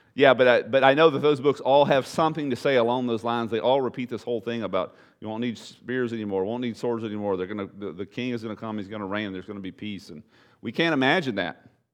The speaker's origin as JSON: {"language": "English", "town": "Bridge City", "region": "Texas", "country": "United States", "tie": "born or raised there", "said": "my hometown was Bridge City. my hometown alma mater, high school, Bridge City"}